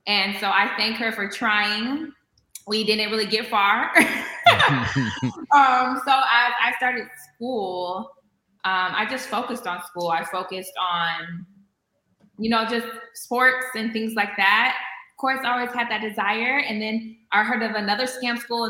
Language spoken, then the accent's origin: English; Vallejo, California, United States; I was born and raised in the Bay Area, mostly living in Vallejo, California.